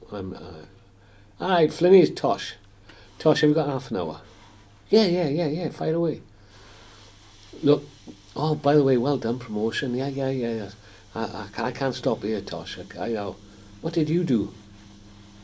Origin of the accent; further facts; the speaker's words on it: Port Talbot, Wales, United Kingdom; moved away as an adult; Port Talbot, my hometown